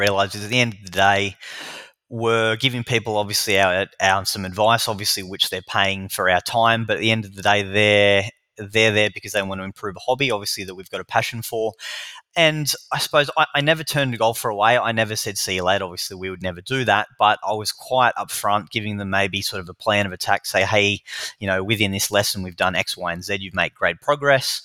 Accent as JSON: {"language": "English", "town": "Newcastle", "region": "New South Wales", "country": "Australia", "moved": "as an adult", "lives_now": "Melbourne, Australia"}